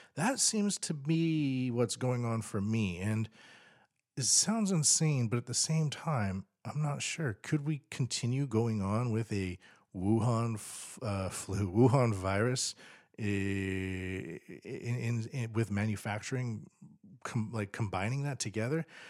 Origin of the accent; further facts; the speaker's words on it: Canada; now in Tokyo, Japan; as a Canadian